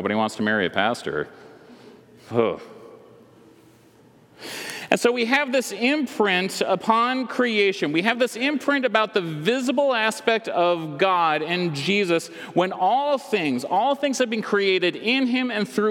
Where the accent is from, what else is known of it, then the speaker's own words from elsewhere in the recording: West Michigan, United States; I grew up in West Michigan